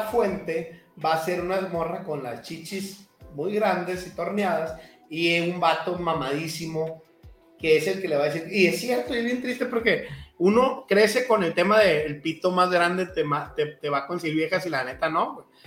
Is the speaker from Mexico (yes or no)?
yes; Culiacán, Sinaloa, Mexico; moved away; also born or lived in Cancún / Mexico City; me fui joven de Culiacán eh, y me tocaba estar solo, por ejemplo, en Cancún